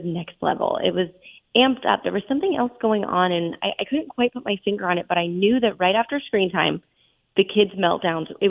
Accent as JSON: {"language": "English", "region": "Southern California", "country": "United States", "tie": "born or raised there", "said": "I was born and raised in Southern California"}